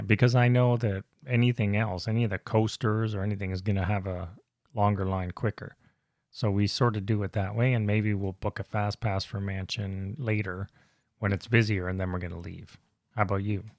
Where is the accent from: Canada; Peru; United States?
Canada; I'm Canadian